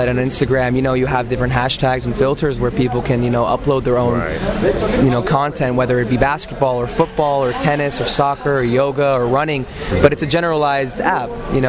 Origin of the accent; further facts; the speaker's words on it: Los Angeles, California, United States; I'm born here. Family lives in Israel. And we came here. My mother and father came out here when they were about 15 years old.